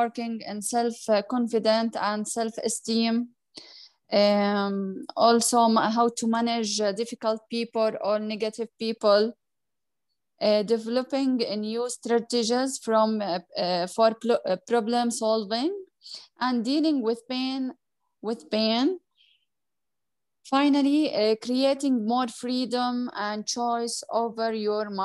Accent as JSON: {"language": "English", "country": "Jordan", "said": "I'm from Jordan"}